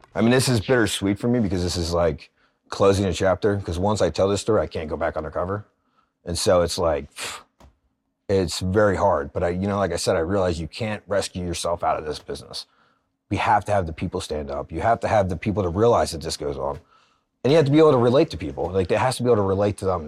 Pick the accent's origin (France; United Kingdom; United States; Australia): United States; Philadelphia, Pennsylvania; Born and raised in Philly